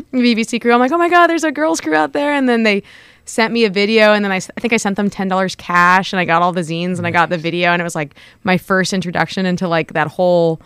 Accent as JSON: {"language": "English", "town": "Los Angeles", "region": "California", "country": "United States", "tie": "born or raised there", "moved": "yes", "lives_now": "Monterey, United States", "said": "I'm actually from Los Angeles originally. I grew up in the Valley and went to private schools in West LA."}